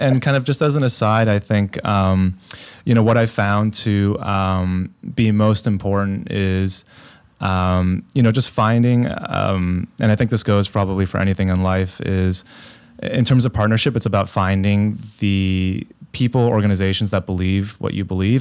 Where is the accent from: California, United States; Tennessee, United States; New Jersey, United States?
California, United States; San Diego; I grew up in San Diego